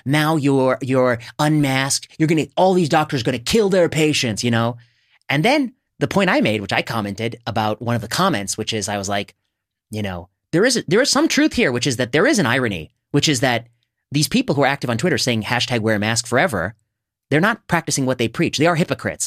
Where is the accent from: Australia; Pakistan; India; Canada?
India; I'm Indian